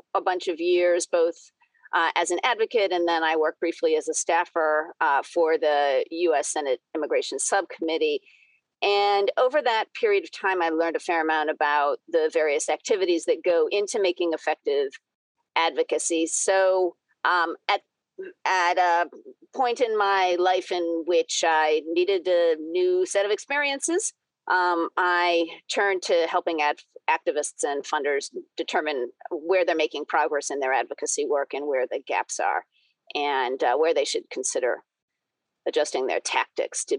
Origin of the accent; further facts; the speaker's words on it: New England, United States; also born or lived in Boston, Massachusetts; I grew up in New England, spent a bunch of time bouncing around the country, then found my way back to suburban Boston about 20 years ago now